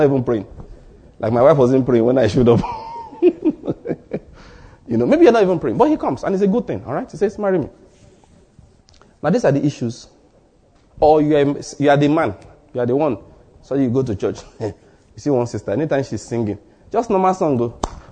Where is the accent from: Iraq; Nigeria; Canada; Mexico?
Nigeria; Ondo; moved away as an adult; also born or lived in Edo State / Taraba State / Lagos State; now in Enugu, Nigeria; I was born and bred in Ondo State, schooled in Edo State